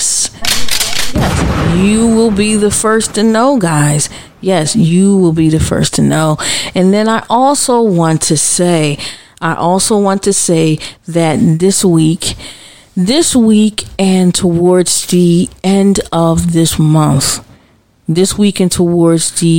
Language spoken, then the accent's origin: English; United States; as a mother, as an American, as a citizen, as a Black American